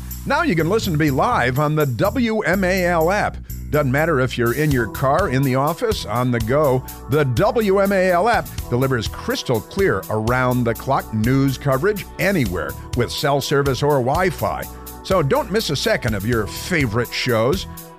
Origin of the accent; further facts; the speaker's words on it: Chicago, Illinois, United States; I know I grew up on the North Shore of Chicago.